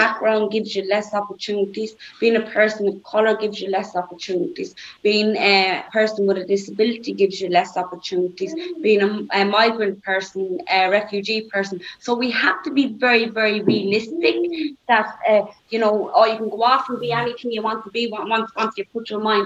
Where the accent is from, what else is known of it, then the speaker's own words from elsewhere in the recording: Dublin, Leinster, Ireland; Growing up in Labrie, nobody was ever short of bread or milk.